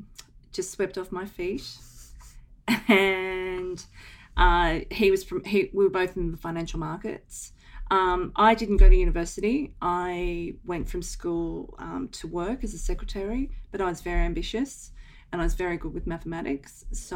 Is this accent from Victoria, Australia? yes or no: no; Sydney, New South Wales, Australia; also born or lived in London; So I grew up in Sydney. I grew up in Coogee Beach, which is 2 beaches south of Bondi. I had a quintessential, amazing upbringing, private school girl, private school. We had a beach house at the Gold Coast.